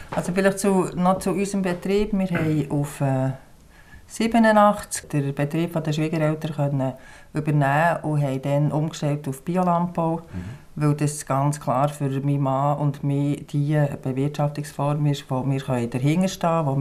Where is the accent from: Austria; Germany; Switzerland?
Switzerland; Bern; also born or lived in Biel; Ich bin aufgewachsen in der Stadt, in Bern und in Biel.